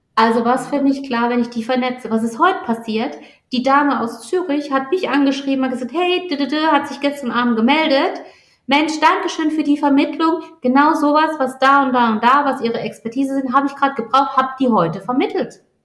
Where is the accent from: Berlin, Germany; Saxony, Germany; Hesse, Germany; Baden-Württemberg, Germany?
Baden-Württemberg, Germany; accent: Badisch; meinem badischen Dialekt